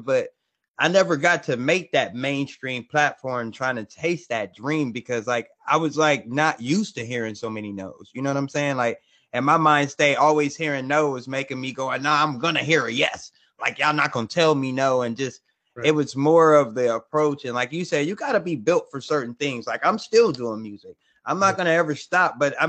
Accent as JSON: {"language": "English", "town": "Compton", "region": "California", "country": "United States", "tie": "born or raised there", "said": "Like me growing up in California, you know what I'm saying? I was born and raised in Compton"}